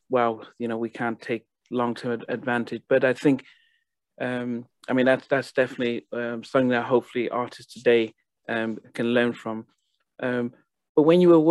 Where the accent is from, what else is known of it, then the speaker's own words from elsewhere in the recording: Nigeria; also born or lived in United States; now in United Kingdom; that song traveled over to Nigeria, and I was still in high school, and you know, we didn't get American DJs and stuff, so for it to come on our radio